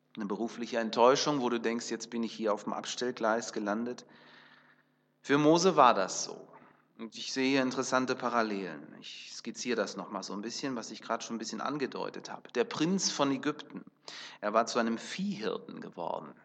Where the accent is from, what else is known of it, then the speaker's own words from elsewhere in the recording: Kazakhstan; Da, wo ich geboren bin, in Kasachstan